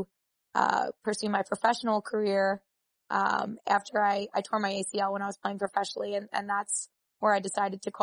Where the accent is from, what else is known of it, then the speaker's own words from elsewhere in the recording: New York City, New York, United States; the College of Staten Island, which is my hometown